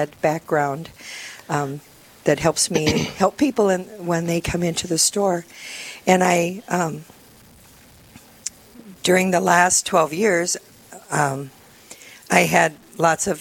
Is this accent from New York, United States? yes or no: no; Parker, South Dakota, United States; also born or lived in Rapid City, South Dakota; now in Sioux Falls, United States; I grew up in Parker. I went to high school in Parker